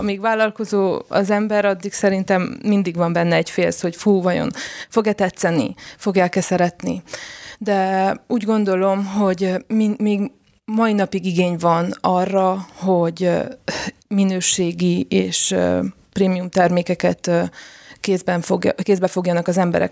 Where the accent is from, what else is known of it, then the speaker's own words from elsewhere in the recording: Sfântu Gheorghe, Covasna County, Romania; moved away as an adult; now in Oradea, Romania; én Sepsiszentgyörgyi származású vagyok, és egyetem miatt jöttem Nagyváradra